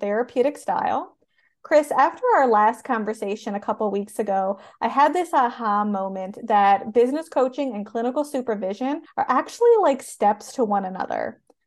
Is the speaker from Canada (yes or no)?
yes; Canada; I am a Canadian social worker